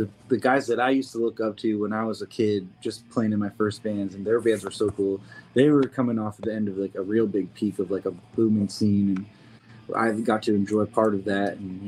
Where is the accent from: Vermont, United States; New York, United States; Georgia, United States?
Vermont, United States; Burlington; I grew up in Vermont, so I grew up with a similar kind of scene in Burlington